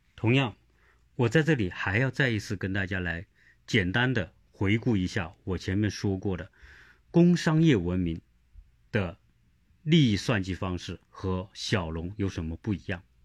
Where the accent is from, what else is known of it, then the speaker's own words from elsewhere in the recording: China; now in United States; 我们中国人